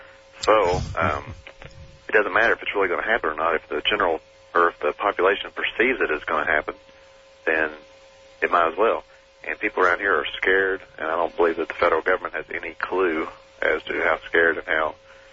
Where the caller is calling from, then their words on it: Lexington, Kentucky, United States; calling from Lexington, Kentucky